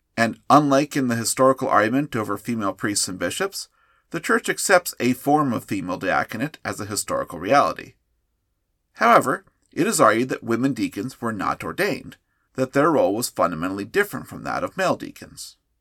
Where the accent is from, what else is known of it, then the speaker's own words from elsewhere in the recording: United States; As an American Catholic